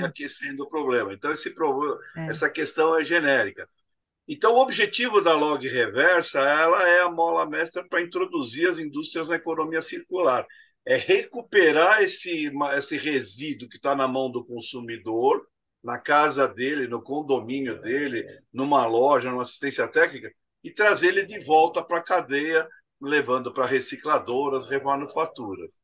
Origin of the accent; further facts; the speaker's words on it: Brazil; Eu cresci falando que o Brasil era abundante em água